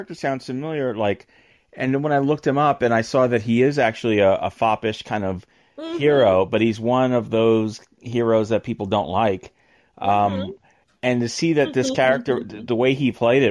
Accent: New York, United States; moved away as an adult; now in New Jersey, United States; I'm a New Yorker

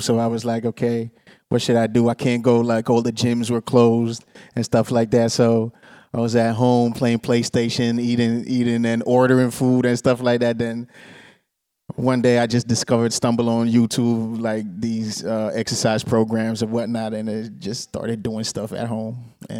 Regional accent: Tampere, Pirkanmaa, Finland; also born or lived in Monrovia, Liberia / Ghana; I was born 85 in Liberia, Monrovia. When I was 4 years old, I moved to Ghana. When I was 6 years old, I moved to Finland, Tampere. Viljakkala, but nobody knows Viljakkala, so I just say Tampere.

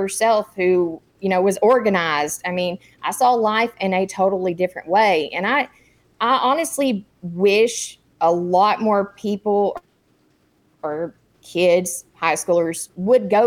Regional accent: Texas, United States; moved away as an adult; also born or lived in Korea / Fort Bragg; I grew up in Texas

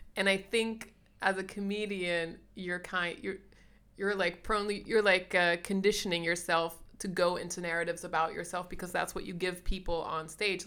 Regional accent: Sierra Leone; moved away; I grew up in Sierra Leone

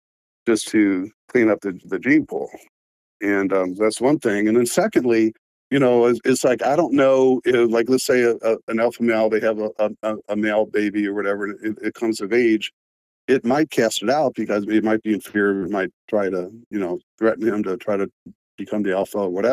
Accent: Cleveland, Ohio, United States; moved away; my hometown of Cleveland

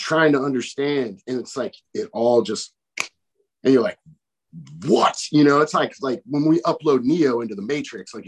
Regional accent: Chicago, Illinois, United States; I grew up from in Chicago

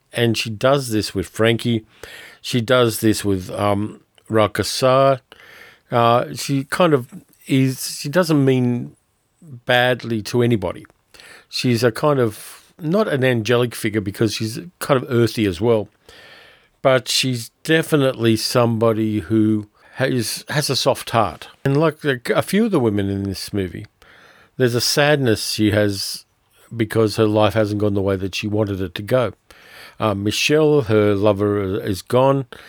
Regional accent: Sydney, New South Wales, Australia; you get to see Sydney wrecked, and I always hate to see my hometown abused in that way

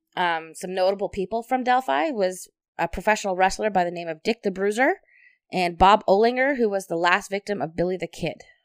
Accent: Hamilton, Ontario, Canada; we're from Hamilton

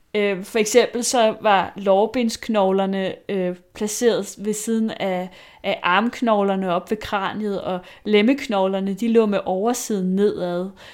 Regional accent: Vestegnen, Capital Region of Denmark, Denmark; Jeg er fra Vestegnen

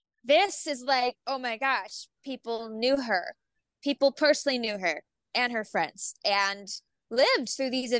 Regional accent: Youngstown, Ohio, United States; my hometown theater, the Youngstown Playhouse in Ohio

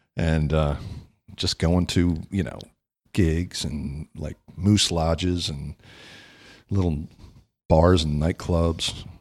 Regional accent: Baltimore, Maryland, United States; moved away as an adult; now in Florida, United States; I'm originally from the Baltimore, D C area

